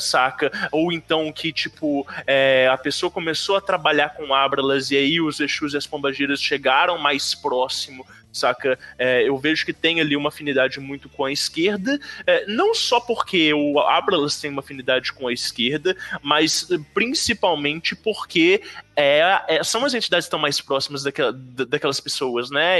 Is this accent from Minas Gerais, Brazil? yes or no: yes; Belo Horizonte, Minas Gerais, Brazil; Eu sou de Belo Horizonte